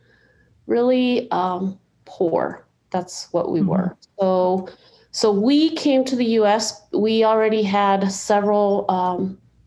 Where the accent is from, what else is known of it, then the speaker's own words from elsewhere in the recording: Mexico; now in United States; I was born in Mexico in a little adobe home, two rooms, kitchen and bedroom.